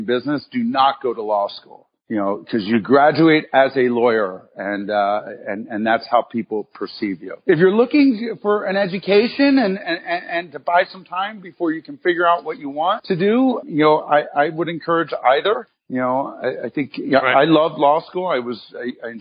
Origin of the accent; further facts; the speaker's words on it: Philadelphia, Pennsylvania, United States; moved away; also born or lived in Cincinnati / Chicago; I grew up in Philadelphia and moved around a little bit from Philadelphia to Cincinnati